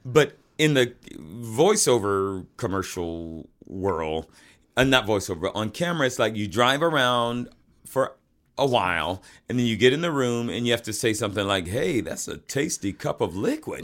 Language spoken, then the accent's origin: English; Atlanta, Georgia, United States; That's where I'm from